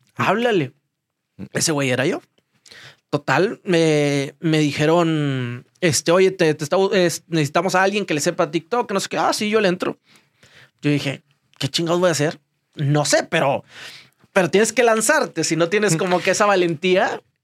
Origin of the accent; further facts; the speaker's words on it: Ciudad Victoria, Tamaulipas, Mexico; moved away; Yo fui paqueterito cuando era chiquito en Ciudad Victoria.